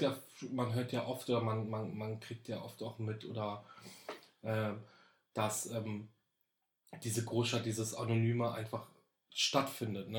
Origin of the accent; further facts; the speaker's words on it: Berlin, Germany; Also ich bin ja in Berlin geboren. Ich bin tatsächlich ein waschechter Berliner. Ja, Berlin geboren, raised and born in Berlin